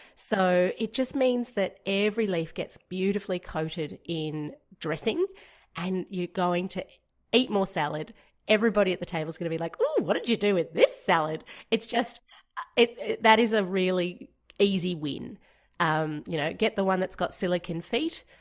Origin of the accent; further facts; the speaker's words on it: Georgia; moved away; growing up in Georgia, which is part of the former Soviet Union